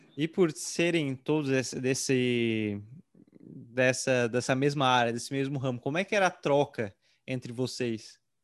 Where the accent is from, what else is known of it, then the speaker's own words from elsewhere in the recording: Tubarão, Santa Catarina, Brazil; sou aqui de Tubarão